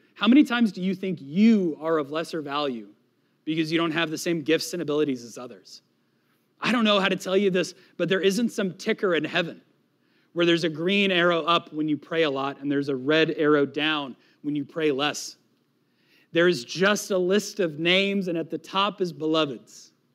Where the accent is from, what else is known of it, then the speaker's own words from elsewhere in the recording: New England, United States; moved away; also born or lived in Florida; I am from New England